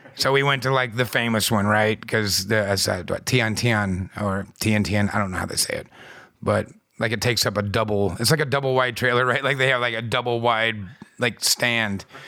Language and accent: English; United States; as an American having, you know, you, the, the blue passport